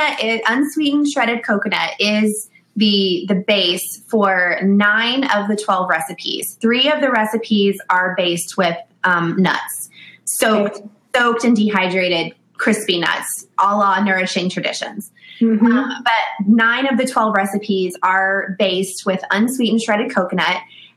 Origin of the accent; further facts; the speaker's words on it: the South, United States; Because we are from the South, he said, you should create a sweet tea bite.